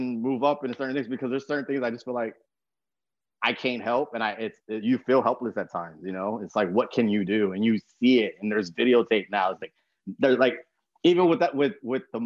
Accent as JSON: {"language": "English", "town": "San Antonio", "region": "Texas", "country": "United States", "tie": "born or raised there", "said": "I grew up in San Antonio, Texas"}